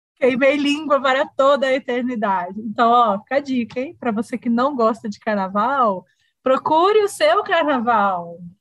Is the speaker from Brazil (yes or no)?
yes; south of Minas Gerais, Brazil; moved away as an adult; now in Belo Horizonte, Brazil; eu sou do interior, né? Eu sou do sul de Minas